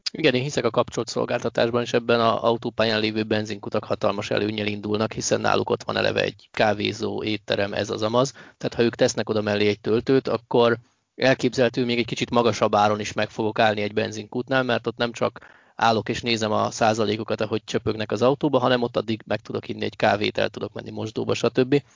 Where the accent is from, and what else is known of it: Hungary